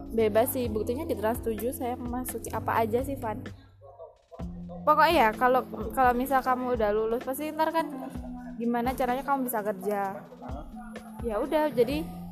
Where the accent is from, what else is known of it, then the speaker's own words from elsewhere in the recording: Malang, East Java, Indonesia; udah dari dari kecil kan di Malang